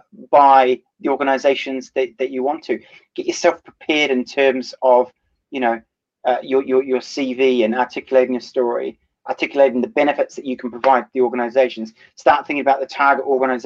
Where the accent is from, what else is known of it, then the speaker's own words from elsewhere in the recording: New Zealand; moved away; My home country is in New Zealand